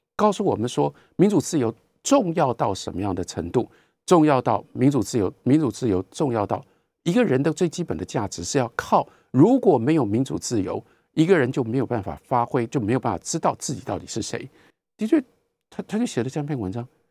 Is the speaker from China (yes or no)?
no; Taiwan; 我是一个台湾人